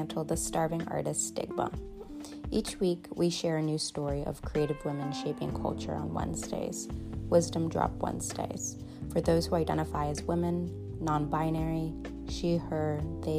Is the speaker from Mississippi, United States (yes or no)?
no; New York, United States; also born or lived in Massachusetts; I was born in New York State, and by the time I was 4 years old, I was actually living between states, between Massachusetts, the Berkshires, and New York, each weekend